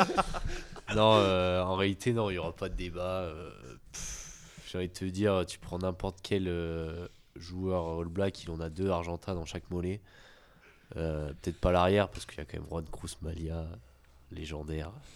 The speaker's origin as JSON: {"language": "French", "country": "France", "said": "je suis français"}